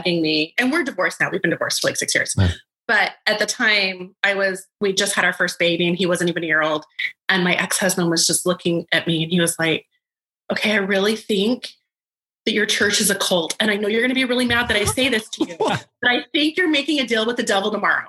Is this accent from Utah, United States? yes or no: yes; Salt Lake City, Utah, United States; I was raised in Salt Lake City